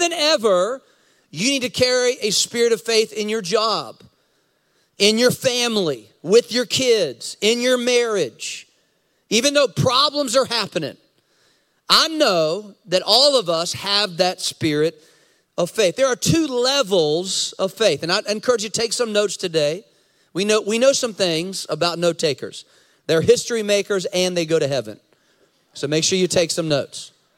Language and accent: English; United States; I'm American. I'm American. I have blue passport, blue passport. I'm American